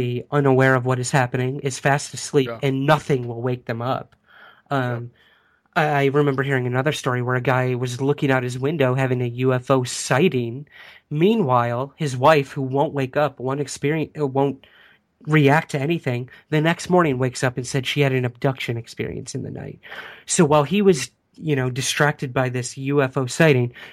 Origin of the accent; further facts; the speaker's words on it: Syracuse, New York, United States; right outside Syracuse, New York, which is actually my hometown